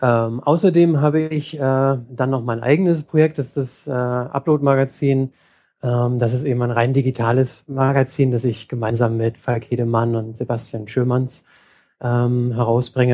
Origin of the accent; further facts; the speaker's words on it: Hamburg, Germany; moved away as an adult; now in San Francisco, United States; ich komme ursprünglich aus Hamburg und bin inzwischen in San Francisco.